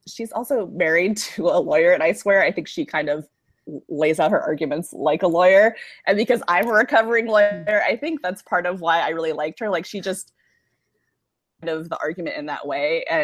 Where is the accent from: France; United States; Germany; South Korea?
United States; Berkeley, California; also born or lived in San Francisco; I was born in Berkeley, California